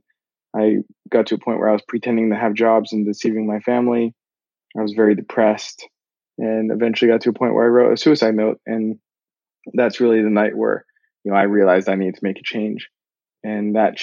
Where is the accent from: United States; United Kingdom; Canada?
Canada; moved away; I'm from Canada originally